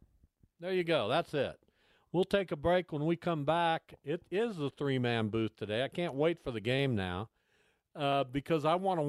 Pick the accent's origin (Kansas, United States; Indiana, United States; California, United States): Kansas, United States; Derby; a guy I grew up with in Derby, my goodness, I went to grade school with the kid.